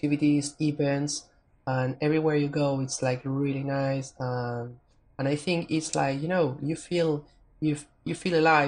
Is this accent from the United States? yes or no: no; Buenos Aires, Argentina; I was raised and born in Buenos Aires